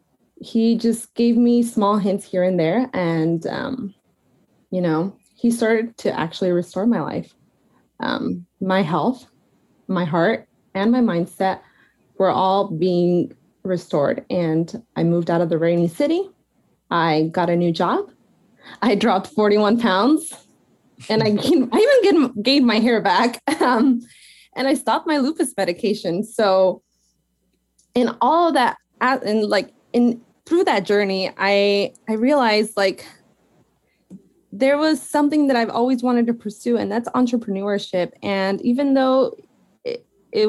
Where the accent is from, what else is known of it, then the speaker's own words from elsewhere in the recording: Arizona, United States; moved away as an adult; also born or lived in Portland, Oregon; I grew up in Arizona, so I'm used to the sun